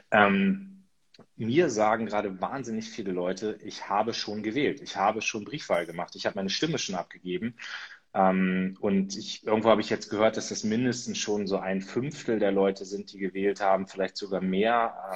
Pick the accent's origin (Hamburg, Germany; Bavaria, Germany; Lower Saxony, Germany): Lower Saxony, Germany; Munster; Also ich war jetzt in, Bürger, äh, in Munster unterwegs, in meiner Heimatstadt.